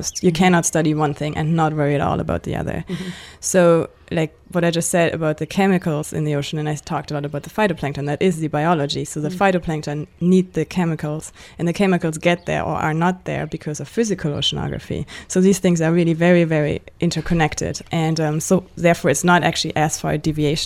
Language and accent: English; Germany; moved away as an adult; also born or lived in Victoria, Canada; now in Canada; I grew up in Germany